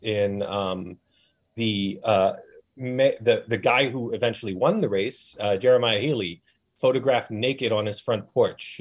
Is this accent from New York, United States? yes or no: yes; Mid-Hudson Valley, New York, United States; moved away as an adult; also born or lived in New Jersey; I'm from the Empire State.